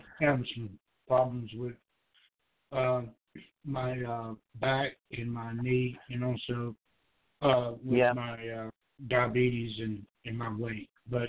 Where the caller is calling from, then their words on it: Georgia, United States; Hi, this is … I'm calling from Georgia.